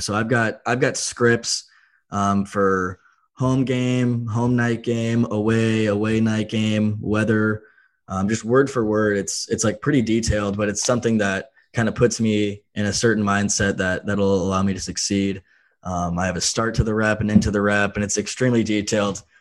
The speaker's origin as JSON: {"language": "English", "region": "North Carolina", "country": "United States", "moved": "as an adult", "lives_now": "Iowa, United States", "said": "I'm from North Carolina"}